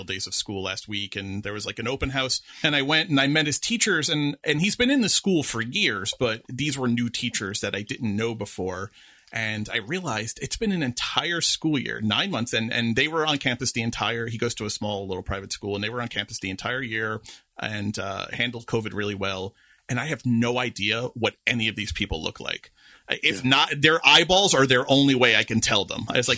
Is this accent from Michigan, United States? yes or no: no; New York, United States; I'm as a New Yorker, I feel at home.